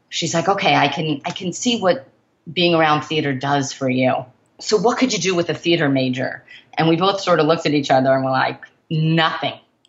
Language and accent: English; Oceanside, New York, United States; moved away as an adult; I grew up in Oceanside